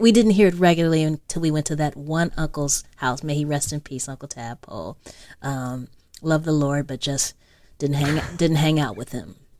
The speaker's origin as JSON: {"language": "English", "town": "Los Angeles", "region": "California", "country": "United States", "tie": "born or raised there", "said": "I grew up in South Central L A, uh, Uh, Slauson"}